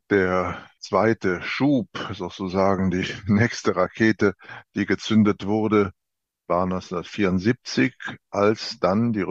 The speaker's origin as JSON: {"language": "German", "town": "Freiburg im Breisgau", "region": "Baden-Württemberg", "country": "Germany", "tie": "born or raised there", "also_born_or_lived": "Rhineland", "said": "Ja, ich bin in Deutschland geboren und war nach den ersten Jahren im Rheinland, habe ich meine Schulzeit in Freiburg im Breisgau verbracht."}